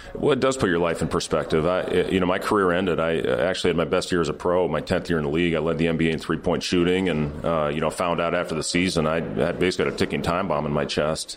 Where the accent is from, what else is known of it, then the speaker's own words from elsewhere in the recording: Ames, Iowa, United States; moved away as an adult; now in Lincoln, United States; I was raised in Ames. I was born in Lincoln, uh, moved to Ames when I was two